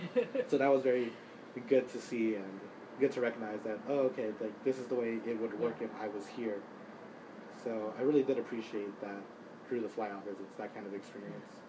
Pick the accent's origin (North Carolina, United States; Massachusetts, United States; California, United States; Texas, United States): Texas, United States; Dallas; moved away; I'm from Dallas, Texas, a pretty large city in the south